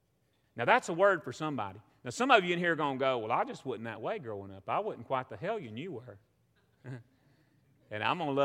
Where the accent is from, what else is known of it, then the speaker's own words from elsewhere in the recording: the South, Southern United States, United States; accent: Southern; I don't just say their wording in English in my Southern accent.